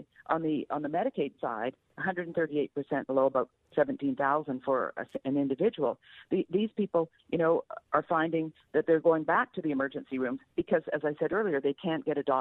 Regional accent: Canada; moved away as an adult; now in United States; I grew up in Canada under single payer, and I came to the U.S.

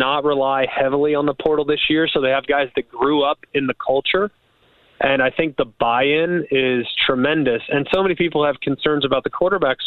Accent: Los Angeles, California, United States; now in Birmingham, United States; I'm originally from Los Angeles, California

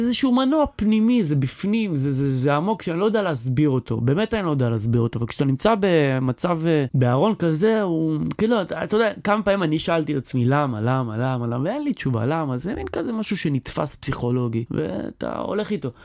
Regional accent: Or Yehuda, Tel Aviv District, Israel; אני מאור יהודה, שגדלתי באור יהודה, שהתחנכתי באור יהודה

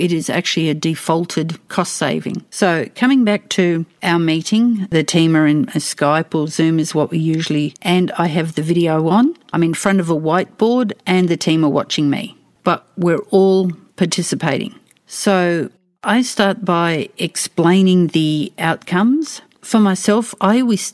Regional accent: Australia; accent: Australian English; I speak Australian English

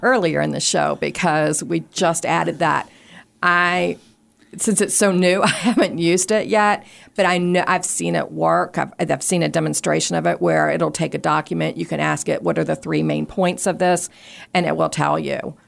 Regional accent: Richmond, Virginia, United States; I grew up in Richmond, close to the Department for the Blind and Vision Impaired

